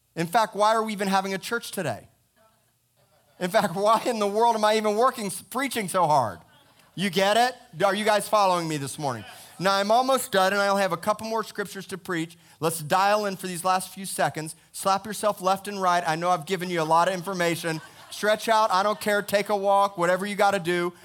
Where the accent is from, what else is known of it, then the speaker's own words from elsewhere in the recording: Miami, Florida, United States; I am born and raised in America, Miami, Florida, Cedars of Lebanon Hospital